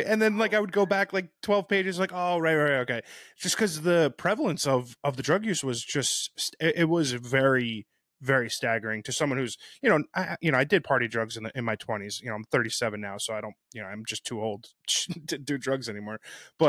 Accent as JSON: {"language": "English", "region": "New Jersey", "country": "United States", "said": "I'm from New Jersey"}